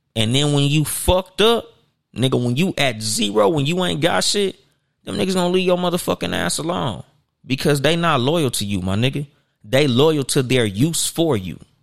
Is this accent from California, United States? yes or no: yes; Compton, California, United States; I had a homeboy, nigga, we grew up with in Compton